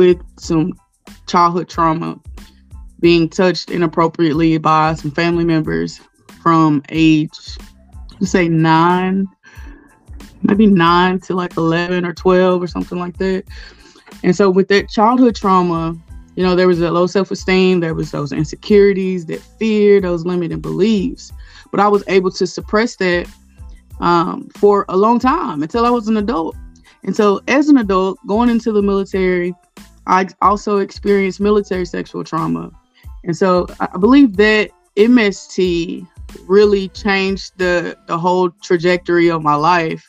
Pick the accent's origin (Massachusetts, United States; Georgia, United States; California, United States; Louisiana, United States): Louisiana, United States; Castor; also born or lived in Guam; I'm from Castor, Louisiana, which is North Louisiana